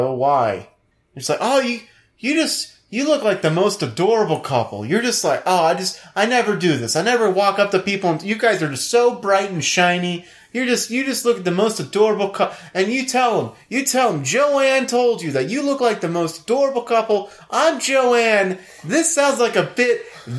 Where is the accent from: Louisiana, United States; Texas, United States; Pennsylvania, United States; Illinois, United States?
Louisiana, United States; New Orleans; I grew up in New Orleans.